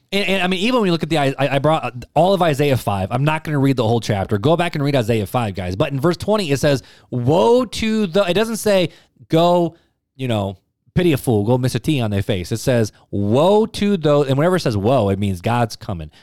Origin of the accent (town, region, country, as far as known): United States